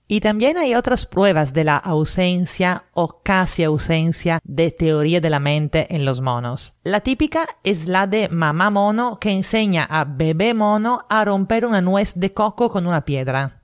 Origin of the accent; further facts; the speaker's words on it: Italy; now in Lima, Peru; italiana en Lima